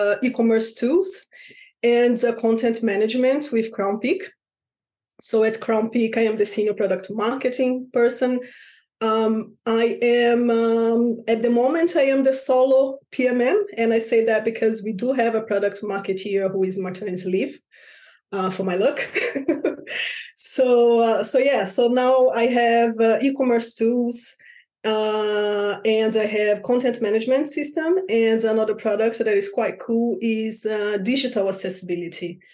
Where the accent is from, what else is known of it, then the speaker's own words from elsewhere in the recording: Rio de Janeiro, Brazil; moved away as an adult; now in London, United Kingdom; back in Brazil. I'm from Rio de Janeiro.